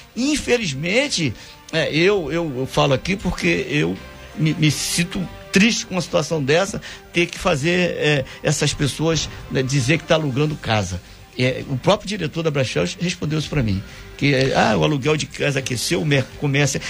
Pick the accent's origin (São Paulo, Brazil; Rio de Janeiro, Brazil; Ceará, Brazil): Rio de Janeiro, Brazil; Angra dos Reis; lá na Petrobras, lá na Caputera, onde eu nasci